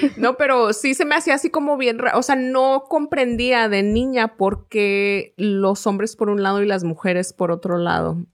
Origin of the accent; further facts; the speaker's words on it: Mexico; now in United States; era mexicana